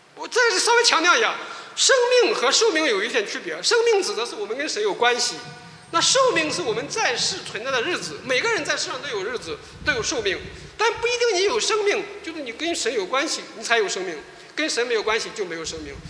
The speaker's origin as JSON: {"language": "Chinese", "country": "China", "moved": "yes", "said": "我是来自大陆的，我在大陆呢，大概参与教会活动大概有，呃，五三十年左右吧"}